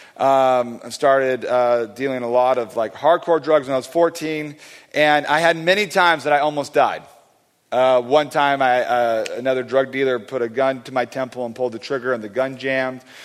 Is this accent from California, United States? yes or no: yes; California, United States; I'm from California